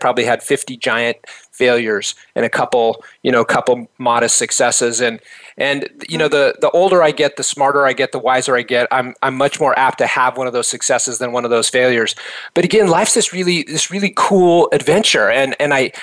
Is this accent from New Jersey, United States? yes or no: no; Reno, Nevada, United States; I was born in Reno, Nevada, and actually that's where I first became an entrepreneur. At age 10